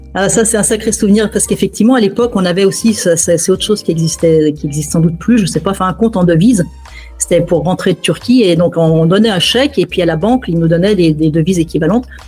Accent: France; moved away as an adult; also born or lived in Ankara; la première fois que je suis sorti de France, c'était quand j'avais 15 ans pour un voyage de classe

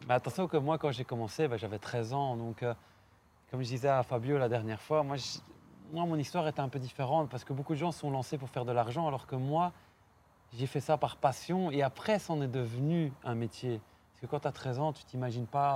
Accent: Belgium; je suis belge

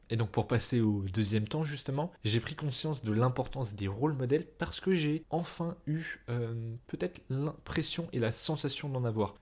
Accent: France; je reste un homme blanc français, enfin c'est-à-dire je suis né en France

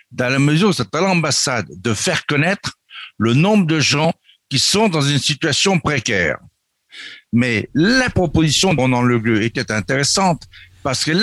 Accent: France; Nous, Français de l'étranger, nous sommes Français. Nous revendiquons la culture française, l'histoire de la France

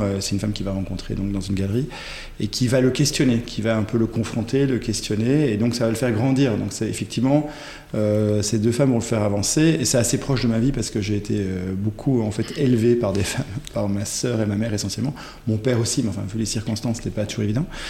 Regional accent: Ghent, Flanders, Belgium; first language French; je suis né en Belgique, euh, à Gand pour être euh, précis

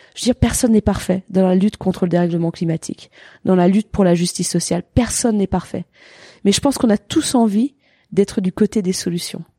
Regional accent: Gruffy, Auvergne-Rhône-Alpes, France; also born or lived in Annecy; Je viens d'Annecy, quoi. Je suis née à Annecy, j'ai grandi à Gruffy.

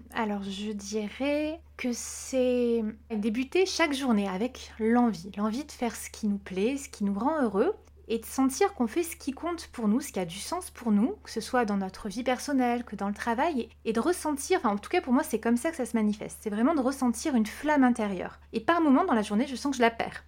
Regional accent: Corsica, France; j'ai grandi en Corse

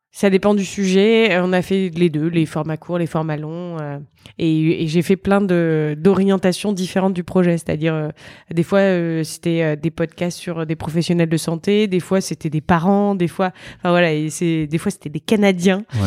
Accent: Reims, Grand Est, France; je viens de Reims, en Champagne-Ardenne

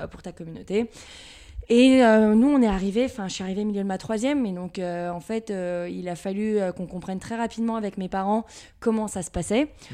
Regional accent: Levallois-Perret, Île-de-France, France; Donc je viens de Levallois-Perret, donc euh, c'est juste à côté de Paris. Région euh, parisienne.

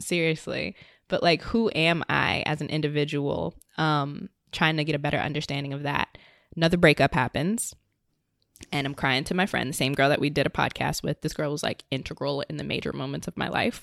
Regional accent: Richmond, Virginia, United States; moved away as an adult; now in New York, United States; I'm originally from Richmond, Virginia, was living in Northern Virginia, I think, right before moving to New York.

